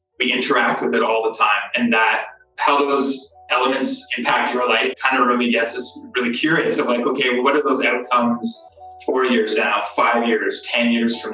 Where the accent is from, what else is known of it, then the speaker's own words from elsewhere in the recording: Calgary, Alberta, Canada; Born and raised in Calgary, and my dad's an iron worker in Calgary